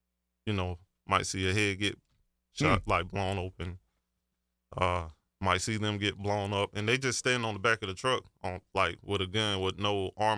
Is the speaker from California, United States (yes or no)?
no; Marion, South Carolina, United States